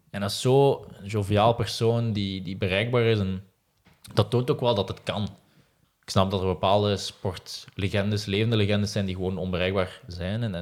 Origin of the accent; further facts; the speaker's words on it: Ghent, Flanders, Belgium; Ik ben ook Gentenaar van, van oorsprong, zal het misschien niet meer horen.